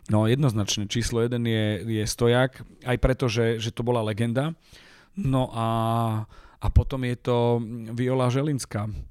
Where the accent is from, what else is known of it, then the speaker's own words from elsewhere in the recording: Michalovce, Košice Region, Slovakia; moved away as an adult; now in Bratislava, Slovakia; Ja som hrdý na to, že som z Michaloviec